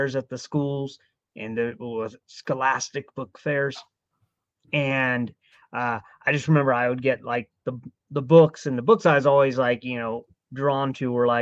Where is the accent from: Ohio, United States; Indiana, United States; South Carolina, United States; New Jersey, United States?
Ohio, United States; also born or lived in Florida; now in Maryland, United States; I grew up in Ohio